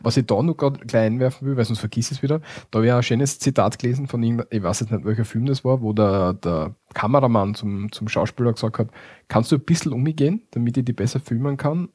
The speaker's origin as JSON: {"language": "German", "country": "Austria", "said": "bei uns in Österreich"}